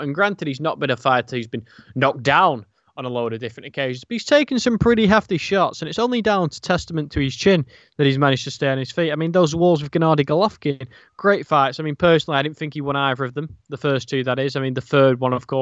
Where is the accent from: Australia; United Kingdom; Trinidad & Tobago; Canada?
United Kingdom; as a Brit